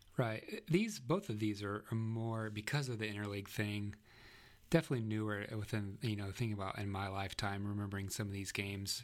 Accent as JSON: {"language": "English", "area": "near Chicago", "region": "Illinois", "country": "United States", "tie": "born or raised there", "said": "growing up near Chicago"}